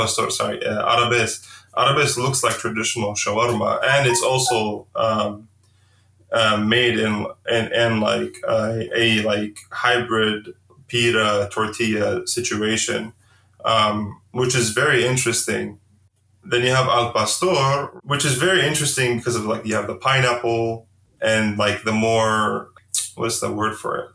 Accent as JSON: {"language": "English", "town": "Amman", "region": "Amman Governorate", "country": "Jordan", "tie": "born or raised there", "moved": "as an adult", "lives_now": "Bay Area, United States", "said": "growing up in, in, in Amman, Jordan"}